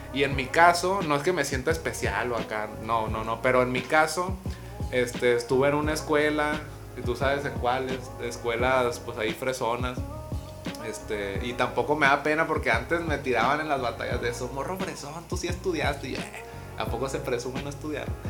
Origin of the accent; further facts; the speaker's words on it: Mazatlán, Sinaloa, Mexico; soy de Mazatlán